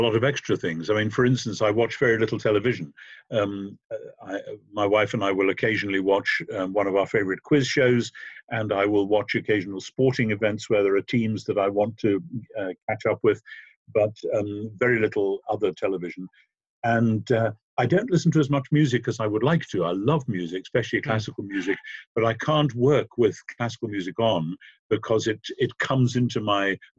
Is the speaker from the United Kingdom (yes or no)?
yes; Northumberland, North East England, United Kingdom; I was born and bred in the northeast of England.